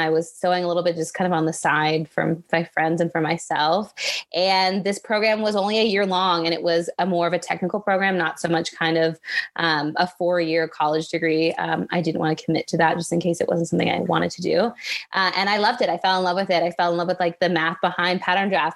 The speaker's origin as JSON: {"language": "English", "town": "Richmond Hill", "region": "Ontario", "country": "Canada", "tie": "born or raised there", "also_born_or_lived": "United States / Toronto / British Columbia", "said": "I only lived there till I was three. So I've pretty much lived in Canada my whole life"}